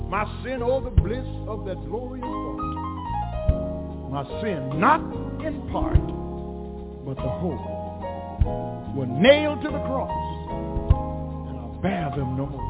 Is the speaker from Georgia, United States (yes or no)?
no; Eunice, Louisiana, United States; Eunice where I'm from. We lived on Mueller Street after we moved from Lewis Street.